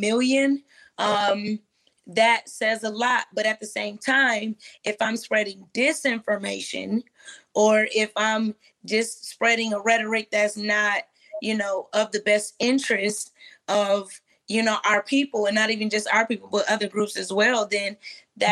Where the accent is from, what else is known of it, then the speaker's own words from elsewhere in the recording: Flint, Michigan, United States; I'm from Michigan. I'm from Flint.